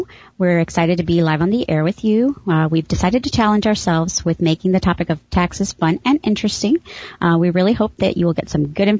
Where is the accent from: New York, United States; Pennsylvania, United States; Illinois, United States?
Illinois, United States; Chicago; I grew up in Chicago